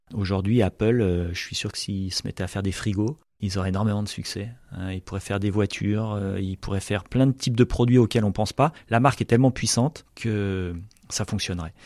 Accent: the Alps, France; moved away as an adult; also born or lived in south-west France; j'ai grandi dans les Alpes

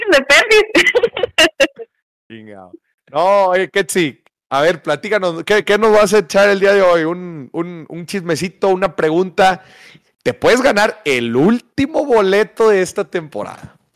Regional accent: Minatitlán, Veracruz, Mexico; now in Monterrey, Mexico; soy de Veracruz, soy de Veracruz. Igual que mi mamá

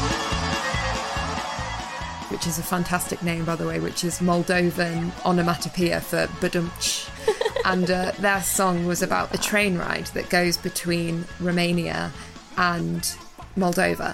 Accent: Telford, West Midlands, United Kingdom; growing up in Telford and growing up within a diaspora

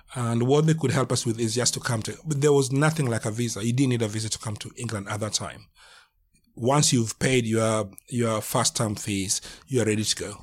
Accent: Kenya; moved away as an adult; now in United Kingdom; I'm from Kenya, been in this country for nearly

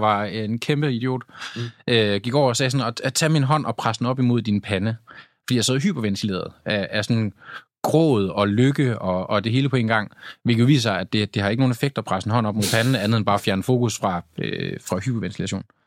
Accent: Tylstrup, North Denmark Region, Denmark; moved away; jeg var hjemme i Tylstrup, hvor jeg kommer fra, en lille bitte øh, landsby

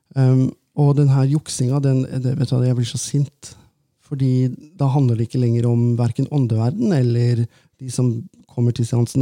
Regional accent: Valdres, Innlandet, Norway; moved away; vi snakker ganske bredt der oppe, for jeg er jo fra Valdres

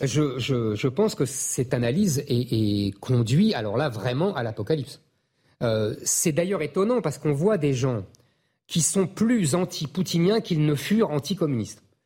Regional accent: France; nous, on est français

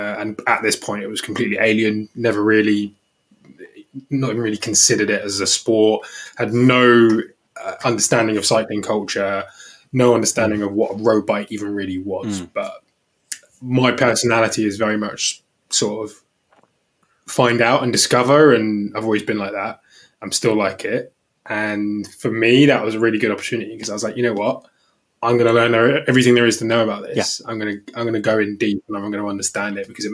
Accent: London, United Kingdom; moved away as an adult; now in Tunbridge Wells, United Kingdom; I grew up in Crystal Palace, but I've not been there for 12 years now

